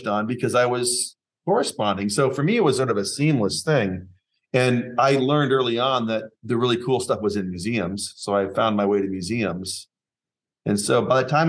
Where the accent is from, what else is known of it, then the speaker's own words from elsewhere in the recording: Seattle, Washington, United States; I grew up in Seattle